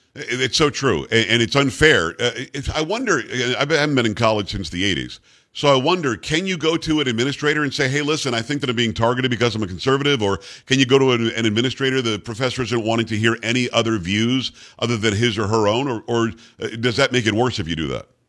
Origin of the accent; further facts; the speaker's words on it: South Florida, United States; moved away; growing up in South Florida.